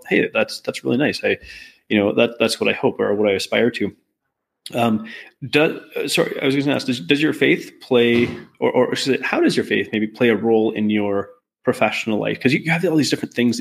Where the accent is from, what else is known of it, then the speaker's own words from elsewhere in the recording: Canada; I'm Canadian